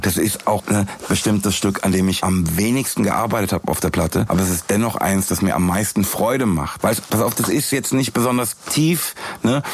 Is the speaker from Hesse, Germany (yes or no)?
yes; Frankfurt, Hesse, Germany; in meiner Heimatstadt